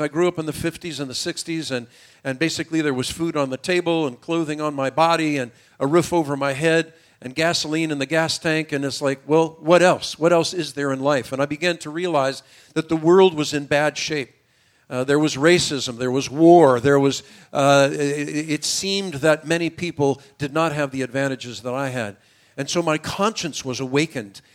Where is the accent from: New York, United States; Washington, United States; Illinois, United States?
Illinois, United States; Chicago; accent: American; now in Israel; You can tell from my American accent and English, I wasn't born in Israel. I was born in Chicago of a Jewish mother